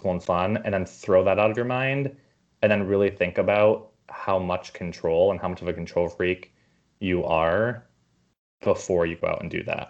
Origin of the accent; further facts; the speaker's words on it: New York, United States; also born or lived in Los Angeles; now in San Francisco, United States; I grew up in New York and I lived in LA and now San Francisco.